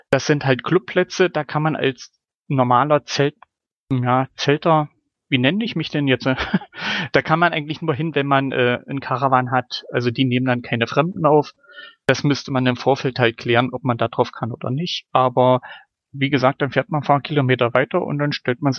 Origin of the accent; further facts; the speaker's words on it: Germany; moved away; Also ich, ich kenne das noch aus meiner Jugend in Deutschland, dass das eine Möglichkeit war, aber mittlerweile halt nicht mehr.